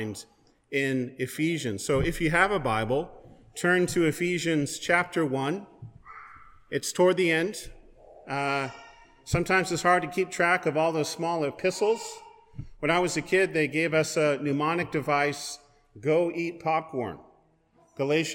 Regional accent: West Coast, United States; moved away; also born or lived in Pullman, Washington; I'm originally from the West Coast

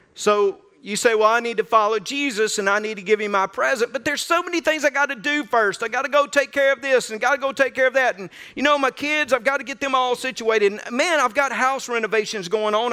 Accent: North Mississippi, United States; I was raised in North Mississippi

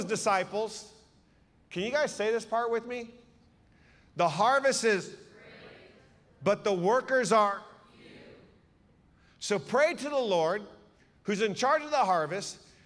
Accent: Seattle, Washington, United States; I'm from Seattle. I was a youth pastor back in the day

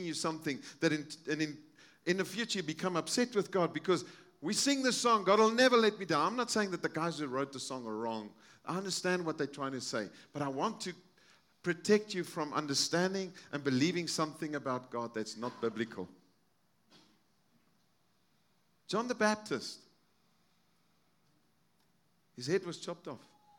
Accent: South Africa; moved away; I'm from South Africa. I have friends in South Africa

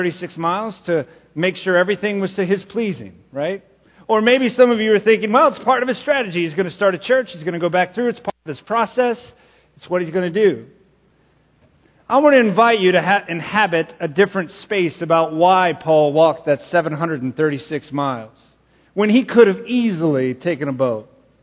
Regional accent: Texas, United States; I'm from Texas

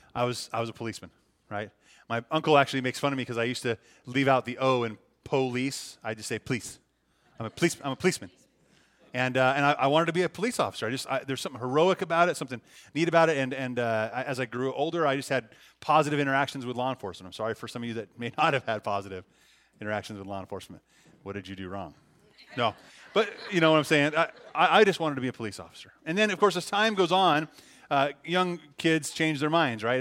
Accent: Libby, Montana, United States; moved away as an adult; now in Mount Shasta, United States; it's Montana, it's my, my home

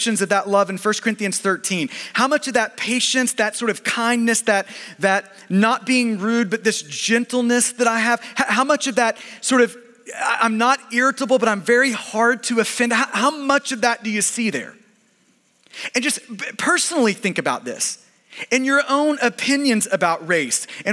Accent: United States; we're American and because we are Westerners

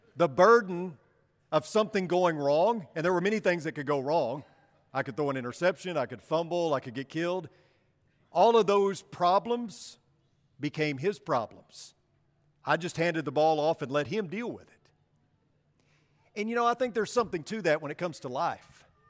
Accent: Paragould, Arkansas, United States; I grew up in Paragould, Arkansas, and I attended elementary school just down the street from where I lived, Baldwin Elementary

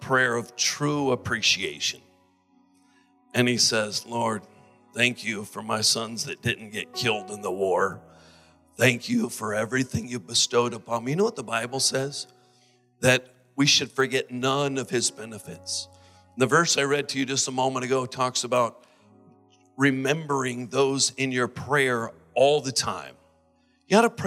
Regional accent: United States; I'm American

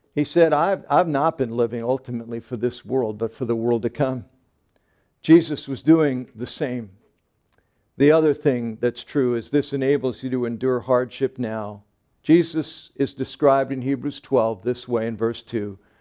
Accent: Long Island, Nassau County, New York, United States; when I grew up on Long Island, we lived in Nassau County, right in the center of the island

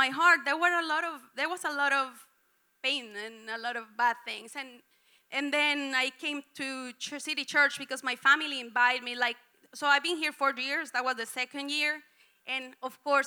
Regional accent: Colombia; English is a second language; moved away as an adult; I came from Colombia 4 years ago

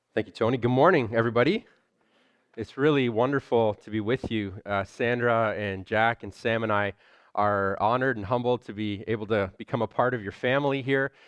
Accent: Toronto, Ontario, Canada; I'm from Scarborough

